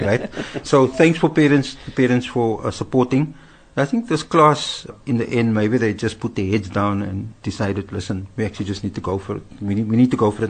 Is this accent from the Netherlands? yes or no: no; Cape Town, Western Cape, South Africa; I grew up in Cape Town, I'm a Cape Town boy